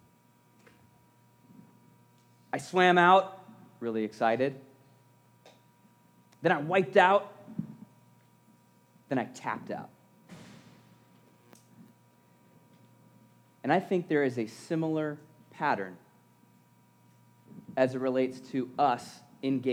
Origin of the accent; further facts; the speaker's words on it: around the Great Lakes, Midwest, United States; I was and still am, a Midwestern boy, growing up around the Great Lakes, in the Mickey Mouse waves of Lake Erie